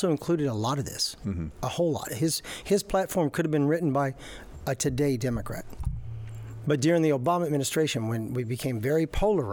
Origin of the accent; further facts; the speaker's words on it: Tennessee, United States; moved away as an adult; also born or lived in Ohio / Kentucky; now in Florida, United States; I'm from Tennessee, I love Florida, I've been here 20 years, I went to school at Ohio State in Western Kentucky